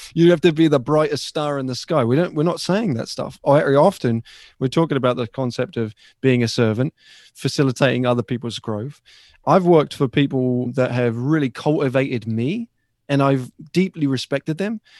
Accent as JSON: {"language": "English", "town": "Ipswich", "region": "East of England", "country": "United Kingdom", "tie": "born or raised there", "moved": "yes", "lives_now": "United States", "said": "from my hometown"}